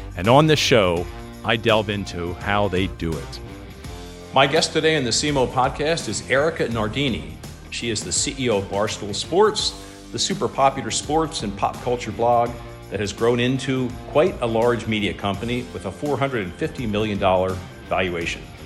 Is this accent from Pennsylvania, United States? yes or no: yes; near Penn National, Pennsylvania, United States; I grew up near Penn National